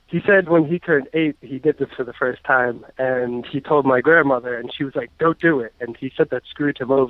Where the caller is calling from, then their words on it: New York, United States; Hey, I'm from New York.